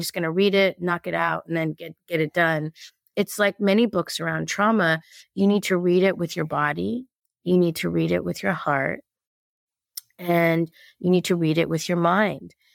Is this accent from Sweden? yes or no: no; Los Angeles, California, United States; I was born in East L